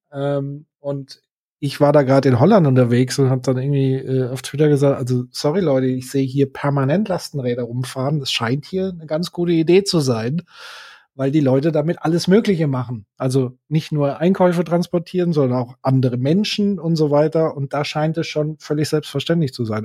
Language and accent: German; Würzburg, Bavaria, Germany; hier in meiner Heimatstadt Würzburg